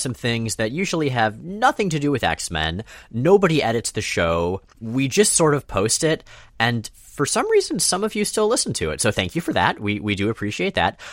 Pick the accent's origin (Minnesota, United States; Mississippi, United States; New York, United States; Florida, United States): Florida, United States; moved away as an adult; also born or lived in North Carolina; now in Pacific Northwest, United States; we grew up in Florida, me entirely, you largely